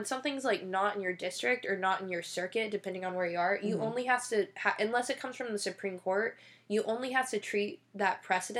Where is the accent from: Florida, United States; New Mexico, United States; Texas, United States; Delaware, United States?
Texas, United States; I'm from Texas